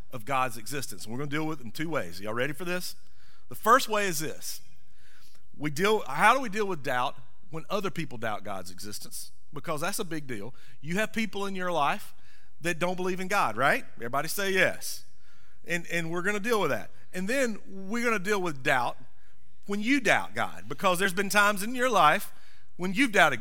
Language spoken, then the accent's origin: English; the South, United States; I grew up in the South of the South.